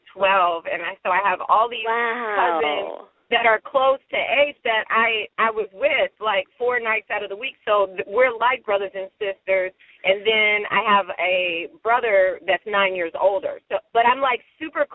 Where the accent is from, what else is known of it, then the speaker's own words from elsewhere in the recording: Dayton, Ohio, United States; accent: southern twang; moved away; I grew up in Dayton, Ohio